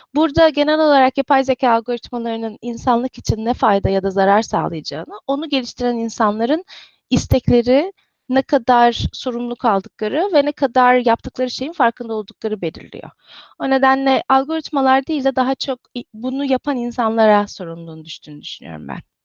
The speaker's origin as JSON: {"language": "Turkish", "region": "İzmir", "country": "Turkey", "tie": "born or raised there", "also_born_or_lived": "Istanbul / Cambridge, Massachusetts", "moved": "as an adult", "lives_now": "Redmond, United States", "said": "İzmirliyim. Ee, İzmir'de doğdum, büyüdüm."}